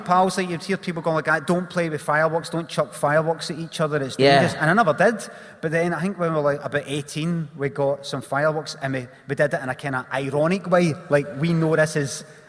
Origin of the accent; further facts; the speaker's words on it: Glasgow, Scotland, United Kingdom; I grew up in Carnwadrick